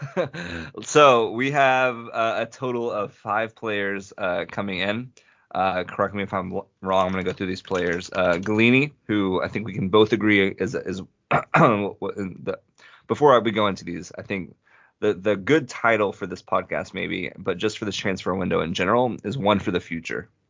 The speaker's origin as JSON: {"language": "English", "country": "United States", "said": "as an American Tottenham supporter"}